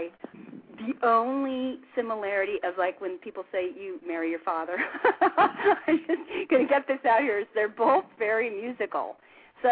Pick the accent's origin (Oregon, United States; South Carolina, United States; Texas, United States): Oregon, United States; Albany; moved away as an adult; also born or lived in Portland, Oregon / Eugene, Oregon; I was born in Portland, Oregon, and I was raised on the outskirts of a little town called Albany.